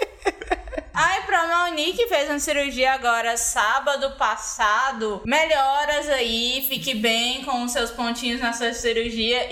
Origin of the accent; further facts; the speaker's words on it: São Paulo, Brazil; Eu sou paulista.